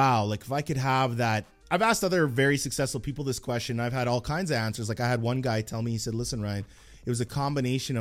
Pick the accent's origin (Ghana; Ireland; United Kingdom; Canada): Canada; Edmonton, Alberta; I grew up in Edmonton and Millwoods